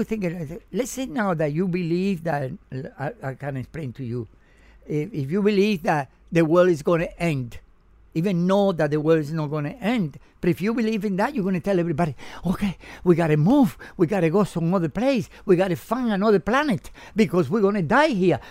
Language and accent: English; Cuba; English is a second language; also born or lived in New York / California; now in Miami, United States; I came from Cuba